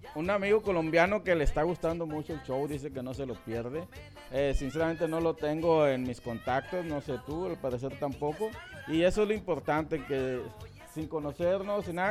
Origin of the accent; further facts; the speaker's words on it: Sonora, Mexico; estoy en la pura línea de de Sonora, Sinaloa, criado en Sonora